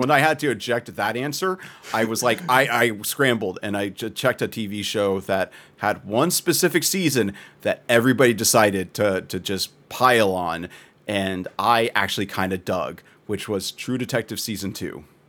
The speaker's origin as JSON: {"language": "English", "region": "Texas", "country": "United States", "said": "as a Texan"}